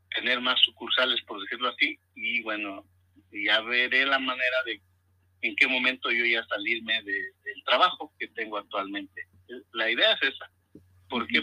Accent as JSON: {"language": "Spanish", "country": "Mexico", "said": "nosotros eh, que somos mexicanos"}